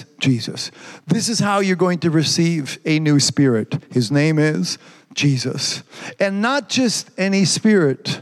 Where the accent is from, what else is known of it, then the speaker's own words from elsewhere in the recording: Canada; I'm from Canada